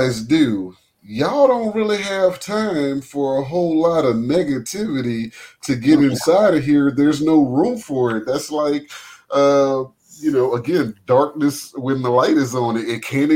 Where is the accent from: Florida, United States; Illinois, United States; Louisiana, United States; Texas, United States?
Louisiana, United States; New Orleans; I'm from New Orleans